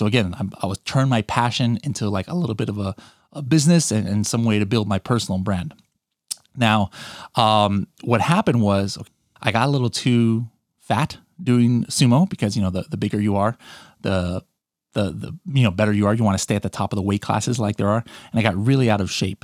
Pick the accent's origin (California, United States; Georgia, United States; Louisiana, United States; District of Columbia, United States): California, United States; I was born in California. My, my mom was born in the Philippines. My dad is American. And, um, I lived in California, you know, pretty much my whole life